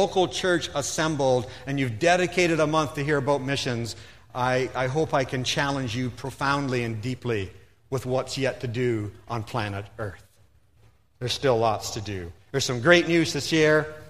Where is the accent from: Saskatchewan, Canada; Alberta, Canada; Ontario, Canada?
Ontario, Canada; Stouffville; moved away as an adult; also born or lived in Philippines; I grew up in Stouffville, Ontario